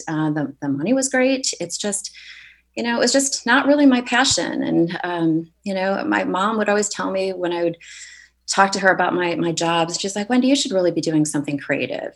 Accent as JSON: {"language": "English", "region": "Michigan", "country": "United States", "tie": "born or raised there", "also_born_or_lived": "Chicago, Illinois", "moved": "as an adult", "lives_now": "Santa Barbara, United States", "said": "I grew up in Michigan and spent uh, the last 20 years in Chicago."}